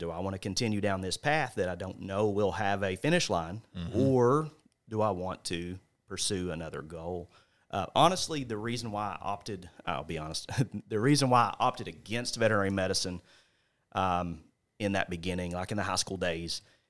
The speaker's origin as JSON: {"language": "English", "town": "Paragould", "region": "Arkansas", "country": "United States", "tie": "born or raised there", "said": "Green County Tech, born and raised in Paragould."}